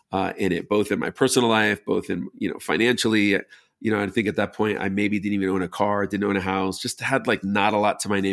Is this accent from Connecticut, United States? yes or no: no; New York, United States; moved away; growing up in New York, I loved just repurposed old buildings.